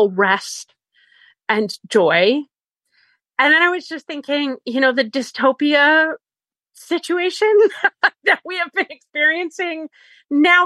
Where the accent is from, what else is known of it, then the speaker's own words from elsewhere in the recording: Canada; also born or lived in Peak District, England; now in England; I'm Canadian, but I live in England, sort of northern England